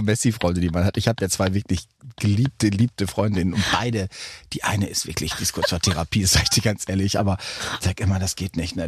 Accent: North Rhine-Westphalia, Germany; also born or lived in Recklinghausen; bei uns in Westfalen

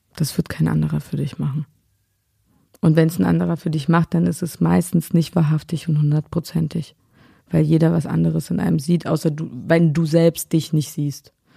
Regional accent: Berlin, Germany; Hier in Berlin war halt der Döner überall, ja. Das war Döner, Pommes und dann mm, Blinchiki zu Hause

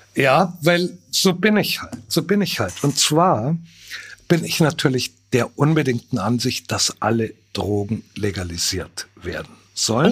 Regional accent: Bavaria, Germany; meine typisch süddeutsche Ignoranz

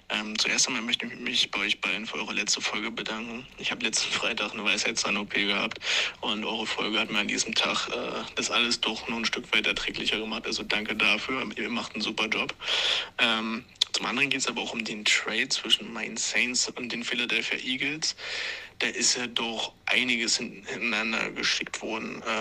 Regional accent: Regensburg, Bavaria, Germany; über unsere wunderschöne Oberpfalz und unseren wunderschönen Dialekt äh, geredet habt.

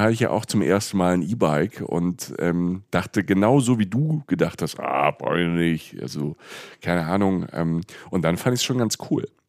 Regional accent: Rhineland-Palatinate, Germany; da wo ich herkomme, in der, in der Pfalz

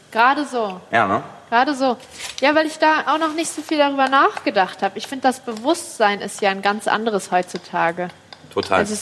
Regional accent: Kassel, Hesse, Germany; born there; In Kassel.

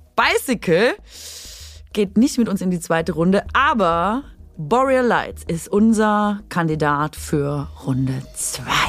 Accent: Swabia, Germany; Also ich bin Schwäbin

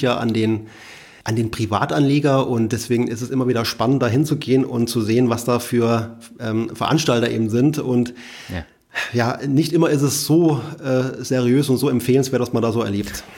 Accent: Saarland, Germany; also born or lived in Rhineland-Palatinate; Saarland ja, ist so meine Heimat, obwohl ich in, in, in Rheinland-Pfalz geboren worden bin und fühle mich sehr wohl hier

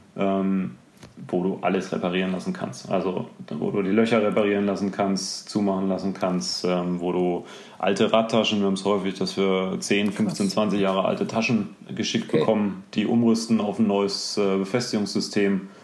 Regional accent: near Dortmund, North Rhine-Westphalia, Germany; ich bin in der Nähe von Dortmund geboren

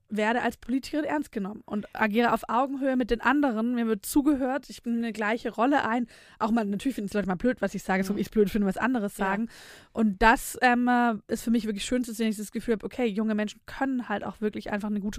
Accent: Nürtingen, Baden-Württemberg, Germany; also born or lived in Filderstadt; Ich bin tatsächlich gar nicht in Filderstadt aufgewachsen. Ach, ich bin in Nürtingen

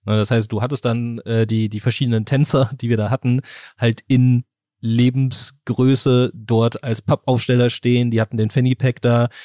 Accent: Germany; bei uns in Deutschland

